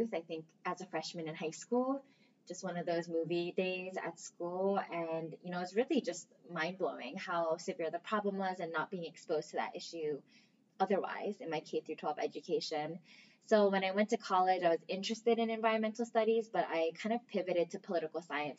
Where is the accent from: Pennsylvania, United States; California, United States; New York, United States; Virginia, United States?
Pennsylvania, United States; Philadelphia; now in Hawaii, United States; I'm actually born and raised in Pennsylvania